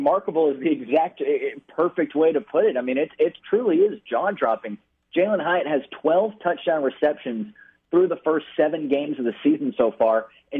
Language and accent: English; Frisco, Texas, United States; moved away as an adult; But that arena that they're playing in is actually my hometown. That's where I grew up. That's where I spent the first 18 years of my life.